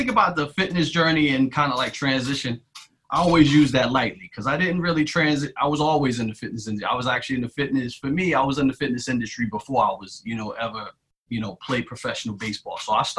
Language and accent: English; New York, United States; But for me growing up, we grew up in Shea Stadium, right? And I used to say we grew up in Shea Stadium.